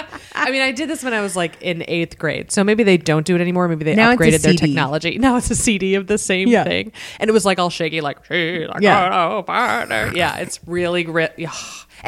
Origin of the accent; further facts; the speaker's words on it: Lockport, New York, United States; Now, I grew up near the Erie Canal, full disclosure, in Lockport, New York.